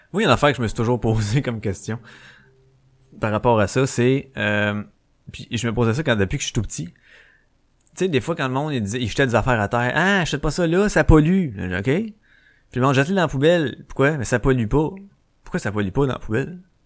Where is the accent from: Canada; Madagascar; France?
Canada; Quebec; Je suis né au Québec